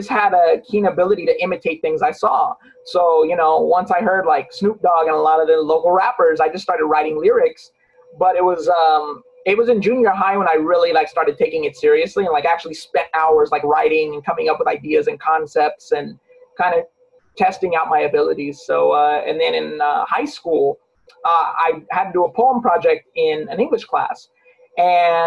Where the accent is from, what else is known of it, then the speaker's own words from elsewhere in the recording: Long Beach, California, United States; Growing up in Long Beach, California